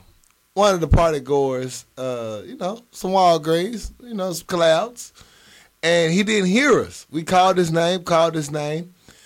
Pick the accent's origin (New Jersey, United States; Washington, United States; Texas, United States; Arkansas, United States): Arkansas, United States; Little Rock; I'm from Little Rock.